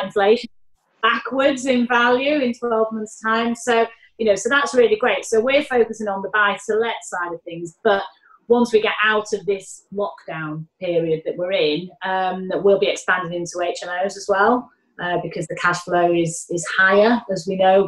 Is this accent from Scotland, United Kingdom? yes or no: no; Manchester, North West England, United Kingdom; accent: Mancunian; now in London, United Kingdom; my Mancunian accent